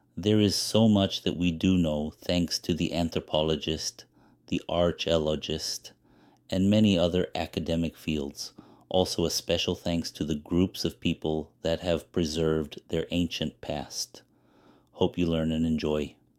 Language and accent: English; Los Angeles, California, United States; also born or lived in Pico Rivera; Born and raised in East Los Angeles